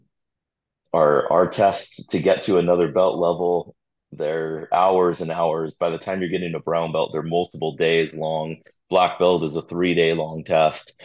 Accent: Redondo Beach, California, United States; also born or lived in Torrance, California; Growing up in Redondo, and before we moved to Redondo, living in Torrance, but living in the South Bay my whole life

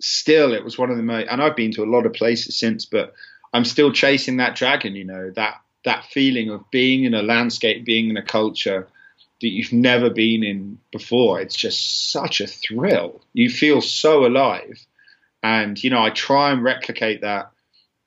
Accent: Kent, South East England, United Kingdom; also born or lived in London; we lived in Kent, which is called the Garden of England

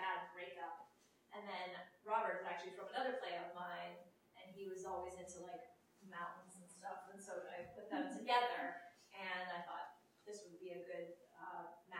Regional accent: Ecuador; moved away; I grew up in Ecuador

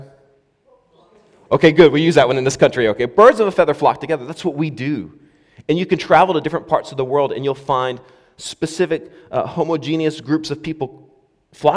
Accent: United States; now in Scotland, United Kingdom; as an American

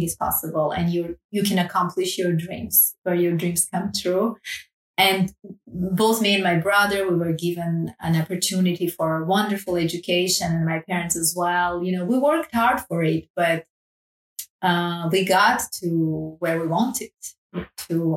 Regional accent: Armenia; now in Paris, France; I grew up in Armenia

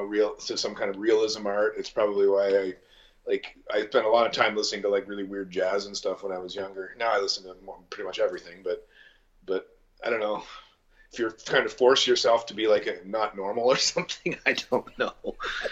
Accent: Niagara Falls, Ontario, Canada; moved away as an adult; now in London, Canada; growing up in Niagara Falls

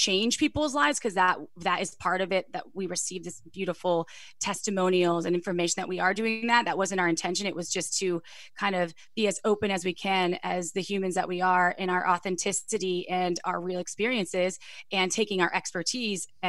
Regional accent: Wisconsin, United States; I'm from Wisconsin, conservative family. No one talked about sex.

